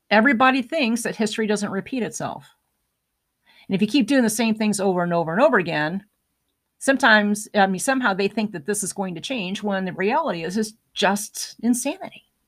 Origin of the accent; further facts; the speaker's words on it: United States; as an American